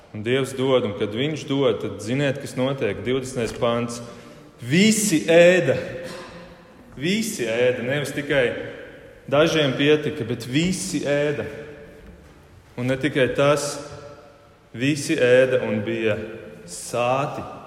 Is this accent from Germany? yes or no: yes; Germany; now in Latvia; dzīvojot Vācijā, uzaugot Vācijā un dzīvojot Latvijā